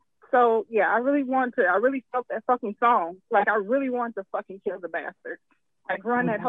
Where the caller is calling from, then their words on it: Houston, Texas, United States; Hi, this is … from Houston, Texas.